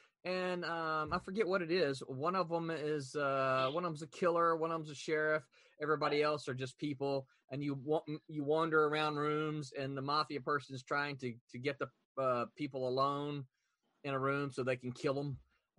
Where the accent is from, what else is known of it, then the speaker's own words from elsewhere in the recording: the South, United States; I'm from the South